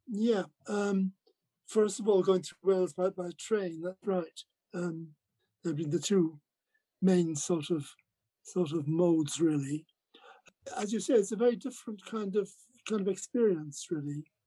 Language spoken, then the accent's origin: English; Ireland; now in England; I was growing up in Ireland with a, a, mother from Manchester